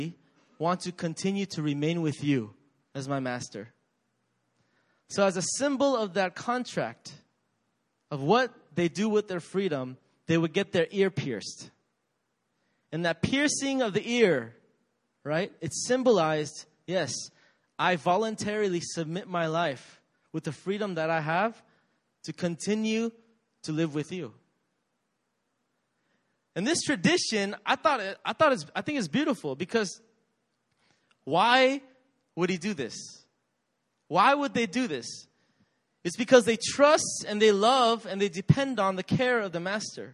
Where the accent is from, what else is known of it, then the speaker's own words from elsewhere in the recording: United States; I grew up in America